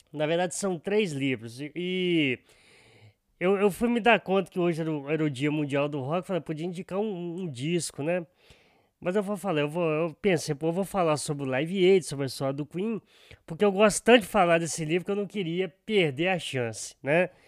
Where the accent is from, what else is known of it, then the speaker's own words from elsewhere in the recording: Guiricema, Minas Gerais, Brazil; now in Viçosa, Brazil; uma cidadezinha pequenininha lá de Guiricema, né, que é a minha terra natal